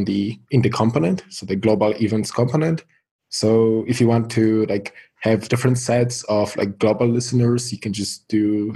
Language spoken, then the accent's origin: English; Poland; I'm from Poland